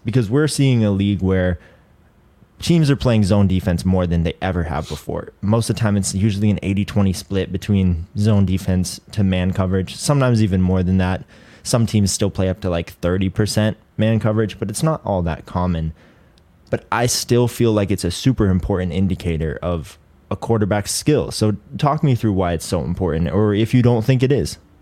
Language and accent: English; Colorado, United States; I'm from Colorado